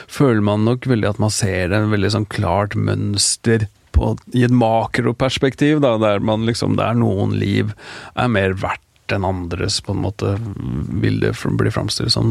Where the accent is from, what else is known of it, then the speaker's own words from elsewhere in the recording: Norway; Da jeg vokste opp, hvert fall, så var det en veldig sånn vi var en veldig sånn blanda gjeng eh, av folk fra, ja, fra, fra både Norge og, foreldre fra andre land